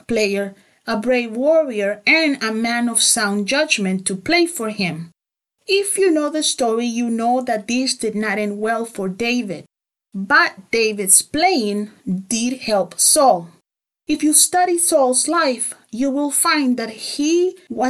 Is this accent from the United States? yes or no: no; El Salvador; I grew up in El Salvador